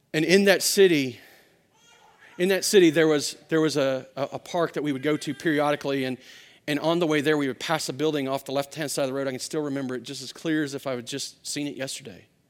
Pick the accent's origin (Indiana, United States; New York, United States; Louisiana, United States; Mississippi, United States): Louisiana, United States; also born or lived in Arkansas; I grew up in Louisiana, and, and, uh, before that, I was born in Arkansas